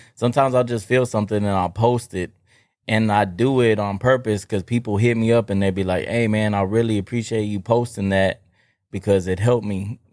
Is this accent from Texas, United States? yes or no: yes; Texas, United States; I'm from Texas